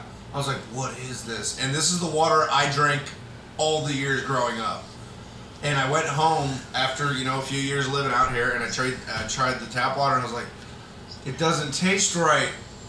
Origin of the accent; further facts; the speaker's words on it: Florida, United States; moved away as an adult; now in Oregon, United States; I moved out here from Florida. In the particular part of Florida that I'm from, has some of the worst water.